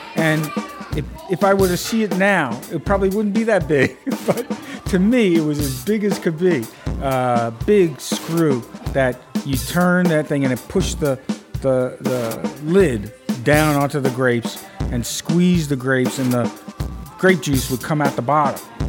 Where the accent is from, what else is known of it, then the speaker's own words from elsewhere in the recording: Brooklyn, New York, United States; I grew up in Brooklyn